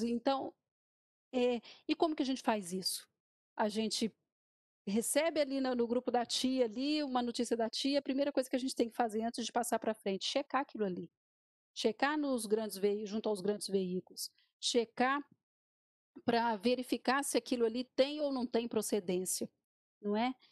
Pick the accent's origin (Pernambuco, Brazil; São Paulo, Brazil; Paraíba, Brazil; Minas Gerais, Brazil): Minas Gerais, Brazil; enquanto jornalista e enquanto mineira